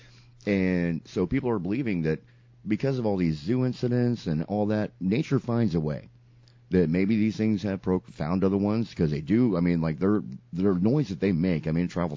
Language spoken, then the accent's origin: English; Sarasota, Florida, United States; Sarasota, prime example, my hometown is known for being a circus town